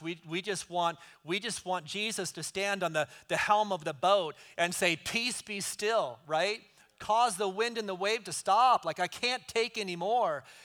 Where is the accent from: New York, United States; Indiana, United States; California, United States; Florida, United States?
California, United States; right outside of Oakland; moved away; I grew up right outside of Oakland, so for me, it's kind of homecoming